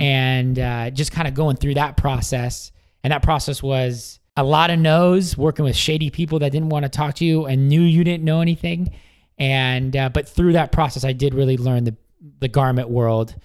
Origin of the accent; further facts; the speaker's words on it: Washington, United States; moved away as an adult; also born or lived in San Diego, California; moved back home to uh, Washington State